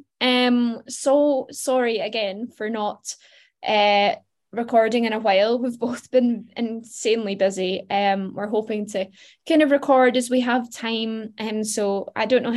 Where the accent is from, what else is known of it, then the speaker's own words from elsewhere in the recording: Glasgow, Scotland, United Kingdom; moved away as an adult; now in England; I don't live in Glasgow anymore. I live in England. I'm constantly feeling really self-conscious of my accent.